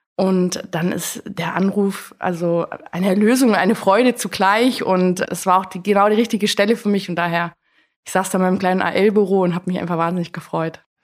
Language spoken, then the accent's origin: German; Allgäu, Bavaria, Germany; moved away as an adult; also born or lived in Koblenz; Ich komme eigentlich aus dem Allgäu, bin dort geboren und aufgewachsen